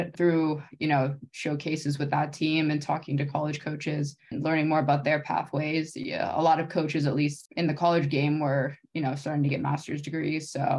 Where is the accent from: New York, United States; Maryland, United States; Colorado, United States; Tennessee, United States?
Maryland, United States; now in California, United States; I live in California now, but I'm originally from Maryland. Grew up in Maryland, did all my schooling like in Maryland and on the East Coast.